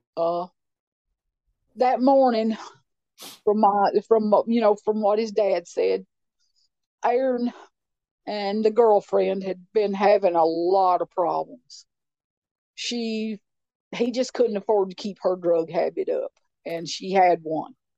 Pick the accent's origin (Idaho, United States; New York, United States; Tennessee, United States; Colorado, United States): Tennessee, United States; Clay County; moved away as an adult; also born or lived in Nashville, Tennessee; I grew up in Clay County, uh, but uh, it's a not beautiful rural place, beautiful lakes